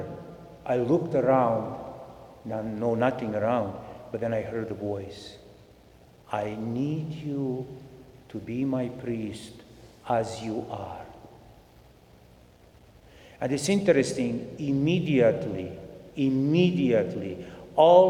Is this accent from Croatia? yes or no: yes; Croatia; moved away as an adult; also born or lived in Bosnia / Zagreb, Croatia; now in Edmonton, Canada; I was born in Bosnia. Mm-hmm. My parents moved to Croatia. And then from Croatia, in Croatia, you know, we lived mm-hmm. there